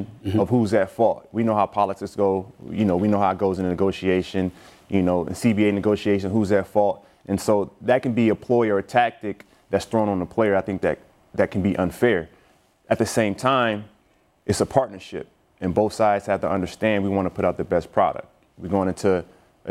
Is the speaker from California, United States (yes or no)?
no; Illinois, United States; where I grew up in Illinois